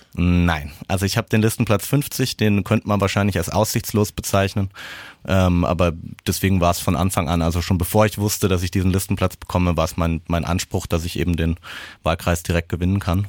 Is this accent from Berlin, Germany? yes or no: no; Aschaffenburg, Bavaria, Germany; ich bin in Bayern zur Schule gegangen, in Aschaffenburg